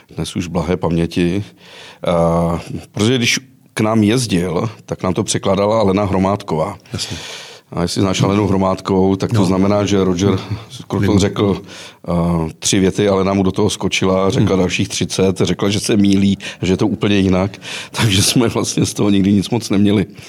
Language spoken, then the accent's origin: Czech; Chorov near Karlovy Vary, Karlovy Vary Region, Czechia; Já jsem totiž z Chorova u Karlových Varů